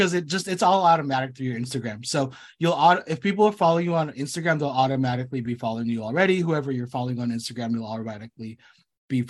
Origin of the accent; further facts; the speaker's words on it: United States; I was born here. I was born here in the States